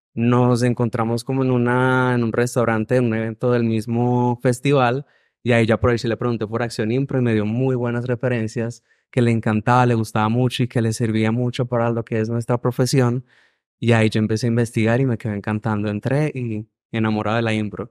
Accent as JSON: {"language": "Spanish", "country": "Venezuela", "moved": "as an adult", "lives_now": "Medellín, Colombia", "said": "Yo soy de Venezuela"}